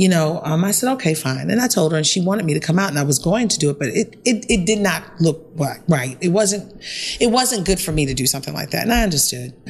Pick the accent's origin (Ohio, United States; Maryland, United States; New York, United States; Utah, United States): Maryland, United States; Baltimore; I'm from Baltimore. We're here in my city